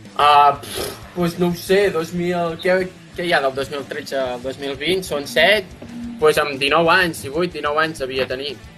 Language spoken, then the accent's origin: Catalan; Osona, Catalonia, Spain; som tots d'Osona, majoritàriament